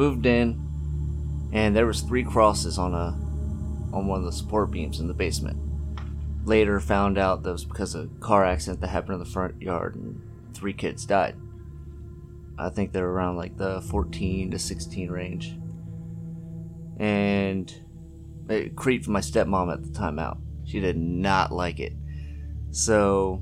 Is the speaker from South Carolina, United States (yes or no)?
no; York, Pennsylvania, United States; I'm from York, Pennsylvania.